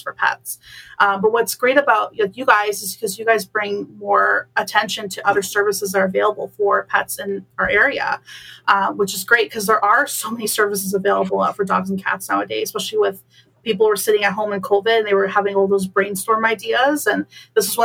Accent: Bolton, Ontario, Canada; moved away as an adult; now in Waterloo, Canada; I was born and raised in beautiful Bolton, Ontario.

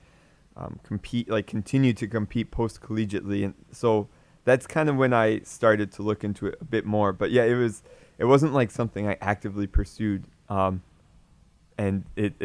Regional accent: Michigan, United States; I'm from Michigan, so ice hockey's popular. So I played hockey growing up

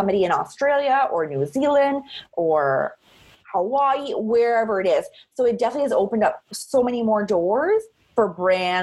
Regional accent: Cape Breton, Nova Scotia, Canada; I'm from Cape Breton, so we're not very shy and we like to talk to people

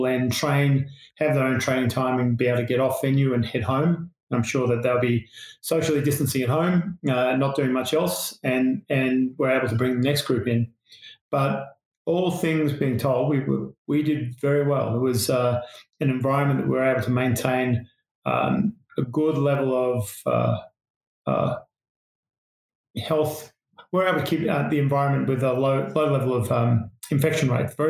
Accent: Australia; accent: Australian; moved away as an adult; now in Salt Lake City, United States; I'm Australian, and we try to go back once a year to see family and friends

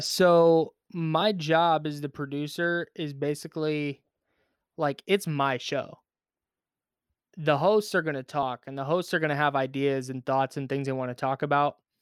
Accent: Bay Area, California, United States; I grew up in the Bay Area.

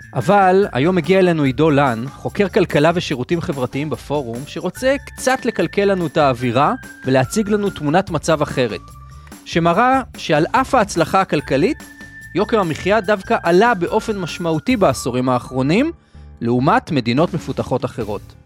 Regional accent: Israel; אני גר בישראל, אנחנו ישראלים

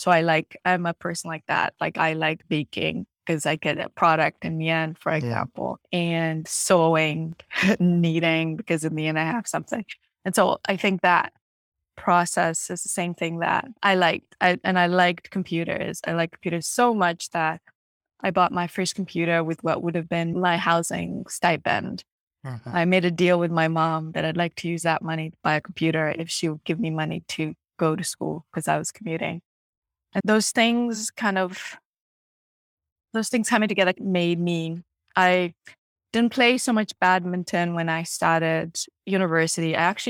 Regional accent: Kampala, Central Region, Uganda; And so I grew up in Uganda and in Kampala, in a place called Makini, like slightly right outside the capital.

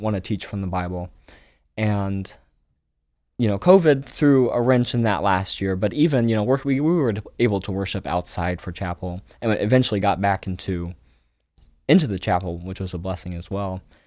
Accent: Springfield, Ohio, United States; also born or lived in Almaty, Kazakhstan; I grew up in Springfield, Ohio

